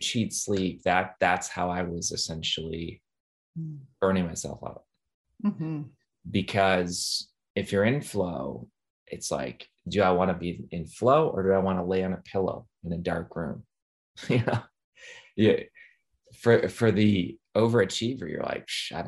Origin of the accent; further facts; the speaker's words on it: Midwest, United States; I'm from the Midwest